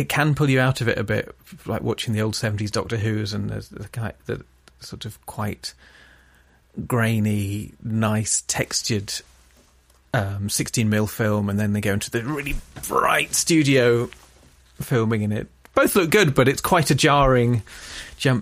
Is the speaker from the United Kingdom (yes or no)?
yes; Grantham, East Midlands, United Kingdom; I grew up in rural Lincolnshire